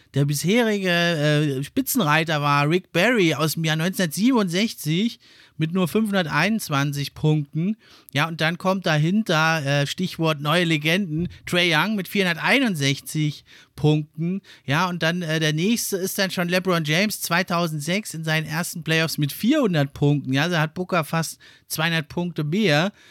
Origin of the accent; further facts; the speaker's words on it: Germany; wir als Deutsche